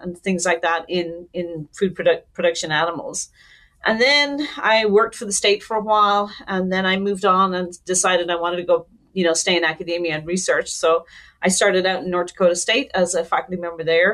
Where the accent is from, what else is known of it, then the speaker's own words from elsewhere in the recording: Ireland; moved away as an adult; now in United States; I'm Irish, born and raised